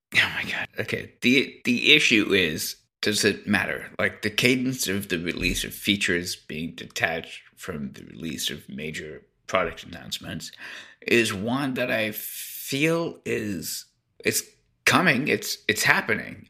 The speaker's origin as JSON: {"language": "English", "country": "Canada", "said": "I'm Canadian"}